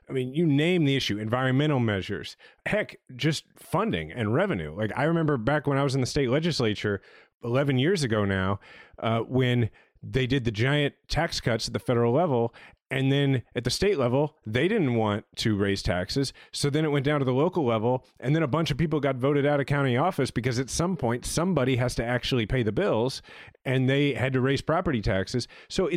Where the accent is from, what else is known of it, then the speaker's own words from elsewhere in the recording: Kansas City, Missouri, United States; the mayor of my hometown